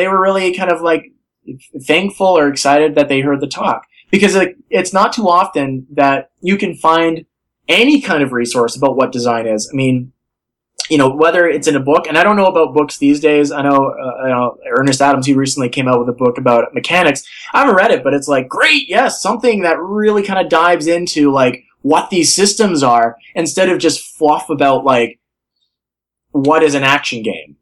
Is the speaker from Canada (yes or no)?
yes; Thunder Bay, Ontario, Canada; I grew up in Thunder Bay